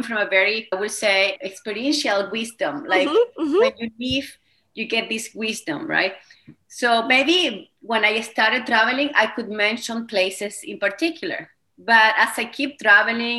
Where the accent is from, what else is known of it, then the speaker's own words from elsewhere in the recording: Venezuela; accent: Spanish; first language Spanish; English is a second language; moved away as an adult; now in Canada; I have a Spanish accent. I speak Spanish as my first language. So I was born in Venezuela